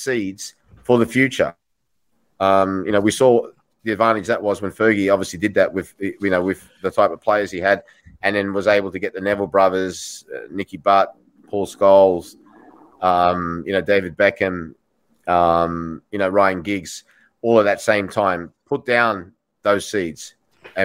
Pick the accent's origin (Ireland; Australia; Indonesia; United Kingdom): Australia; moved away; I'm from Australia